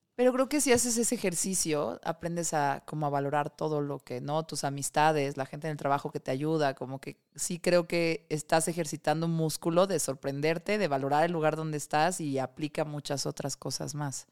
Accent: Mexico City, Mexico; Soy de Tlalpan

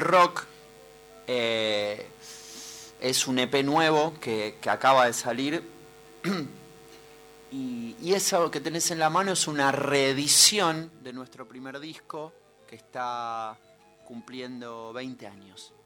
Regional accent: Buenos Aires, Argentina; estamos en Buenos Aires, ponele, acá, cerca del puerto, yo soy porteño

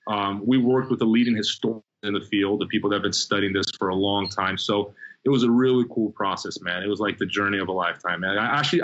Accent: Brazil; also born or lived in Provo, Utah, United States; now in United States; My mom was a Brazilian swimmer on a scholarship at BYU, so I was born on campus. Been back to Brazil when I was six. I grew up in Brazil.

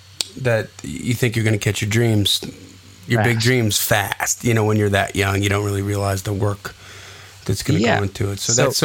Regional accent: Delavan-Darien, Wisconsin, United States; Delvin Darien Comets. Shout out to my hometown.

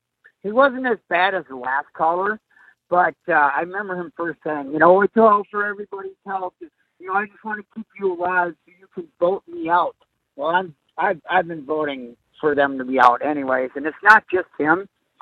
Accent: Minnesota, United States; I'm from Minnesota.

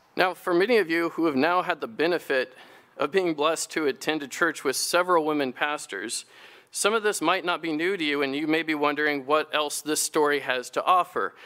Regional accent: United States; our own history as American Christians and Free Methodists

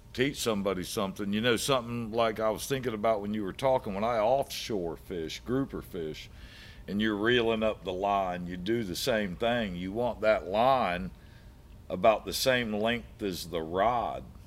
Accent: Brandon, Florida, United States; I grew up in Brandon, so I did quite a bit of freshwater fishing when I was a kid

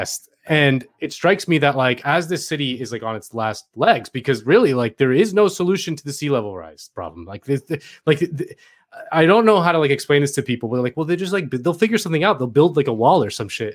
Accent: Miami, Florida, United States; moved away; I'm from Miami

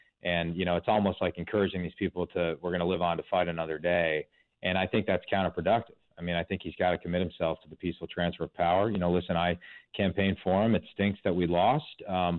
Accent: Wisconsin, United States; my home state of Wisconsin

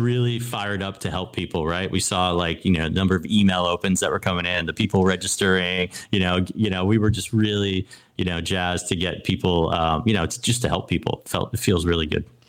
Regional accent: New England, United States; I grew up in New England

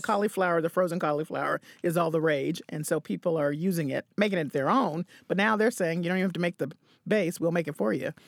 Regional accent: the South, United States; moved away; born and raised in the South

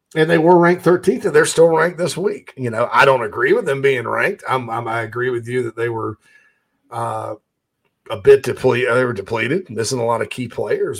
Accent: Spartanburg, South Carolina, United States; right there in my hometown of Spartanburg, Daniel Morgan Avenue

